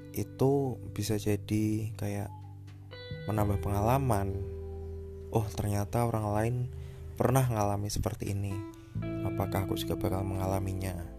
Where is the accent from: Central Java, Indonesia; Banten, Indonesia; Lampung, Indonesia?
Central Java, Indonesia; Semarang; also born or lived in Tabanan, Bali / Kendal, Central Java; Aku lahir di Tabanan Bali pada tahun 1998 kemudian aku pindah ke Semarang kemudian waktu SMP sampai SMA aku pindah ke Kendal